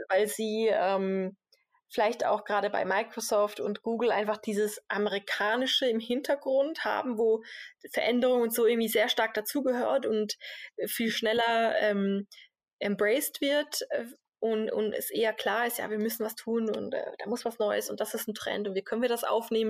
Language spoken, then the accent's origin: German; Switzerland; als Schweizer